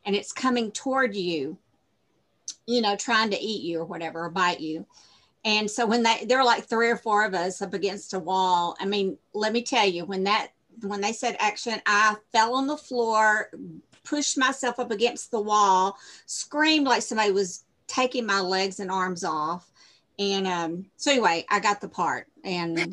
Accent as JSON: {"language": "English", "town": "Shreveport", "region": "Louisiana", "country": "United States", "said": "I'm from Shreveport, Louisiana, where The Mist was filmed"}